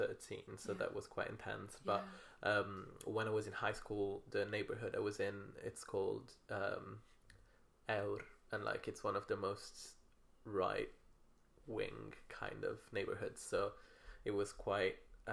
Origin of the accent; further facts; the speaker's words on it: Rome, Lazio, Italy; now in Manchester, United Kingdom; I'm from Rome.